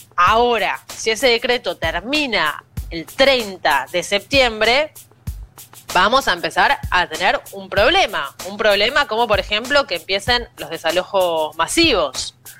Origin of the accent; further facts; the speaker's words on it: Argentina; now in Buenos Aires, Argentina; nuestro país